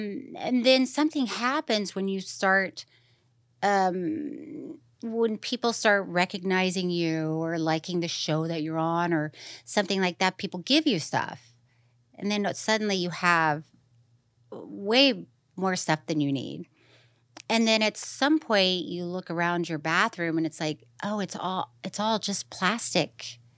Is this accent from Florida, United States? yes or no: yes; Florida, United States; now in Los Angeles, United States; So, as you know, growing up in Florida, I just thought, once again, that's how everybody, I thought everybody just walked around sweaty.